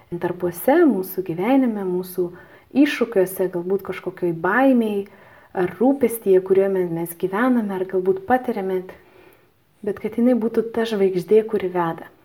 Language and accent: Lithuanian; Lithuania; aš esu lietuvė